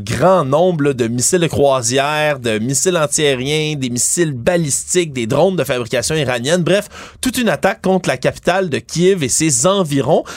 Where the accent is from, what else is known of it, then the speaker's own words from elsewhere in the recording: Montreal, Quebec, Canada; en tant que Montréalais